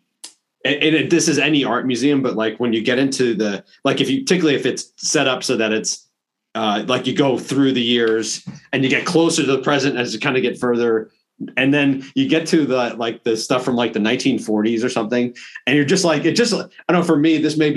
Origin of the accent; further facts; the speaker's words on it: New York, United States; I grew up in New York